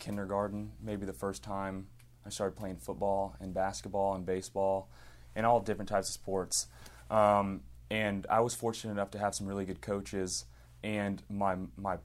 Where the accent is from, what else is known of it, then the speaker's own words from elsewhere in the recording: Katy, Texas, United States; also born or lived in Lafayette, Louisiana; At an early age, moved here to Houston, grew up in Katy, Texas, just west of here